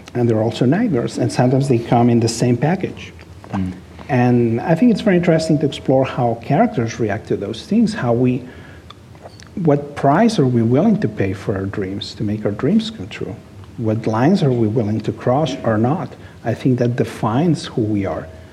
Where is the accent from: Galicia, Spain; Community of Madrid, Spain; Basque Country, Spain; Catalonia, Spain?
Catalonia, Spain; Barcelona; English is a second language; moved away as an adult; now in Los Angeles, United States; I was born in Barcelona, I was raised there, I lived there most of my life.